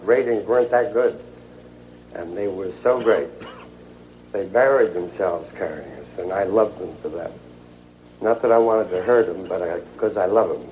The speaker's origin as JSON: {"language": "English", "region": "England", "country": "United Kingdom", "tie": "born or raised there", "moved": "yes", "said": "my hometown in England"}